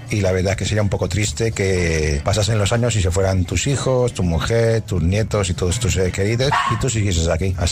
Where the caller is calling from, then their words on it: Barcelona, Catalonia, Spain; de Barcelona.